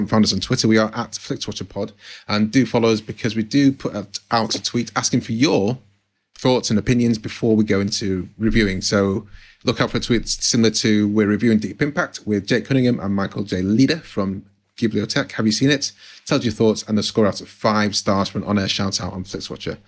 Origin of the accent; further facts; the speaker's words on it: Manchester area, North West England, United Kingdom; neither's where I'm from, but I still say Manchester